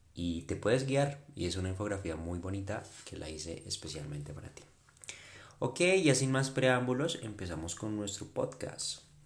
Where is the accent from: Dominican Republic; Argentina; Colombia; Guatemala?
Colombia; also born or lived in Bogotá; mi país, en Colombia.